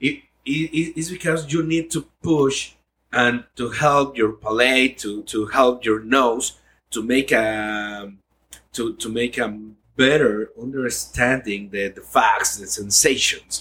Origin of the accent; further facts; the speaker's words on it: Jalisco, Mexico; first language Spanish; English is a second language; I'm from Jalisco, the land of tequila and mariachi.